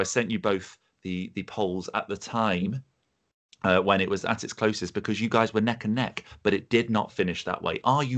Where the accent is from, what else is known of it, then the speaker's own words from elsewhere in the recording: Leicester, East Midlands, United Kingdom; being from Leicester, Coventry is just down the road